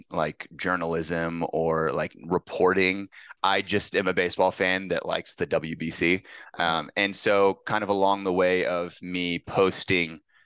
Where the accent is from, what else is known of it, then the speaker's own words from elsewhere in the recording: United States; I'm from America.